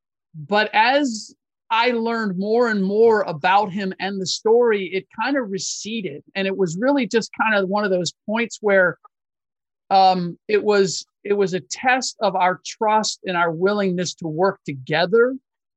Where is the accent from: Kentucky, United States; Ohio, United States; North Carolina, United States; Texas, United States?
Ohio, United States; Cincinnati; I grew up in Cincinnati